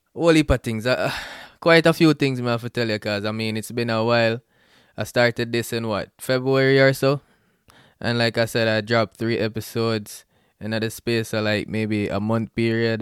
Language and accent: English; Bluefields, Westmoreland, Jamaica; moved away as an adult; now in Atlanta, United States; I'm Jamaican, born out of Blue Fields, West Mullen, Jamaica, and grew up there